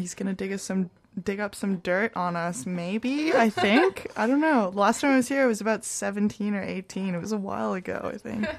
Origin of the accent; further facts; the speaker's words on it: Hong Kong; now in Vancouver, Canada; I'm from Hong Kong.